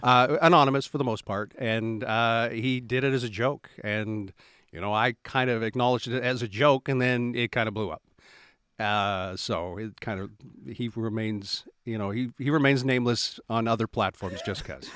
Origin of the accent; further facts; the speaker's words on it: Halifax, Nova Scotia, Canada; also born or lived in Saskatchewan; now in Hebbs Cross, Canada; I was born in Halifax